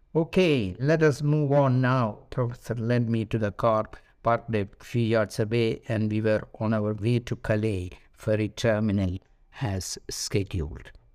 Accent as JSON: {"language": "English", "town": "Thrissur", "region": "Kerala", "country": "India", "tie": "born or raised there", "also_born_or_lived": "Delhi", "moved": "yes", "said": "my native place, Trichure in Kerala"}